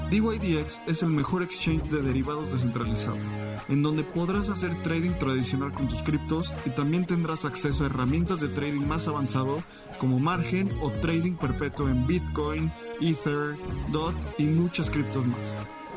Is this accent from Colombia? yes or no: yes; Colombia; now in United States; yo soy colombiana, yo eh, viviendo en Estados Unidos